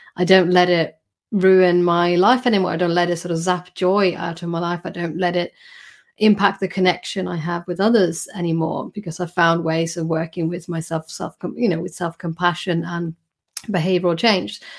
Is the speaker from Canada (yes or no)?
no; Sweden; moved away as an adult; now in United Kingdom; I was born in Sweden and I did my, my doctoral training there